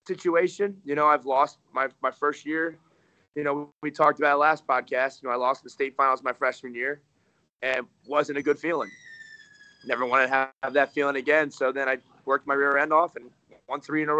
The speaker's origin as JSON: {"language": "English", "region": "Delaware", "country": "United States", "tie": "born or raised there", "moved": "as an adult", "lives_now": "Cleveland, United States", "said": "I grew up in Delaware. I grew up like 45 minutes out of Philly."}